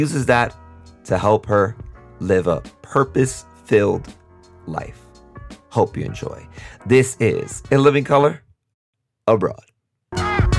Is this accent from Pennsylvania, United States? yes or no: no; New York City, New York, United States; moved away; I am from Brooklyn